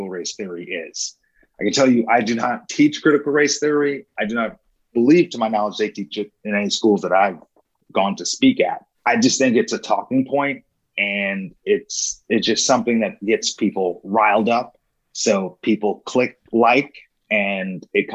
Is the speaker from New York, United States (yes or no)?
yes; New York, United States; moved away as an adult; now in Kansas City, United States; I was born and raised in New York, but I moved to Kansas City in 2008